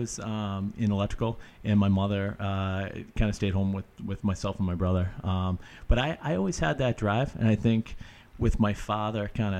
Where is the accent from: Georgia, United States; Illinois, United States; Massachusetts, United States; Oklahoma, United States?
Massachusetts, United States; Stoneham; I actually grew up in Stoneham, Mass, right outside Boston, 20 minutes north of the city. And for me, my story kind of starts, I'm 35 now